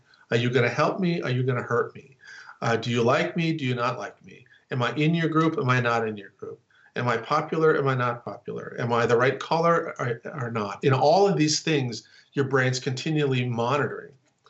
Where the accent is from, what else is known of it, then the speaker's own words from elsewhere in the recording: North Dakota, United States; also born or lived in Chicago / Texas; So I'm from North Dakota, right? And I live I live on the East Coast, I live in Chicago, and then I moved to Texas.